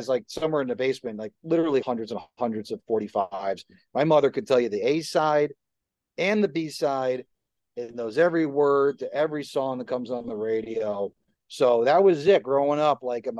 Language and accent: English; Livingston, New Jersey, United States; I grew up in New Jersey. How cliche is that for this conversation?